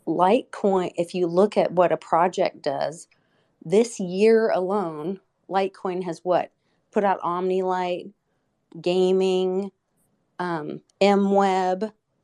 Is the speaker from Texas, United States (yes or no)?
no; Oklahoma City, Oklahoma, United States; my hometown in Oklahoma City